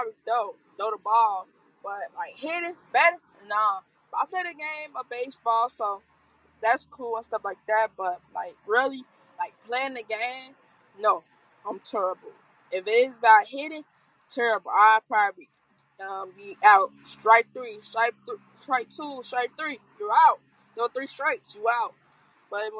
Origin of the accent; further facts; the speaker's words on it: Chicago, Illinois, United States; I'm from South Side Chicago